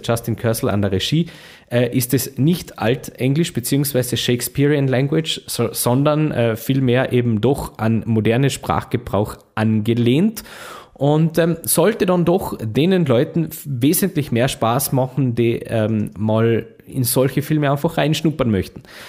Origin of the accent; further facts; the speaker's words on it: Carinthia, Austria; bei uns in Kärnten